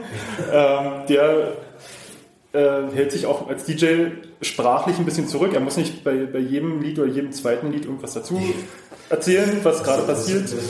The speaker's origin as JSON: {"language": "German", "town": "Cottbus", "region": "Brandenburg", "country": "Germany", "said": "ich komme aus Cottbus. Ich bin 32 Jahre alt"}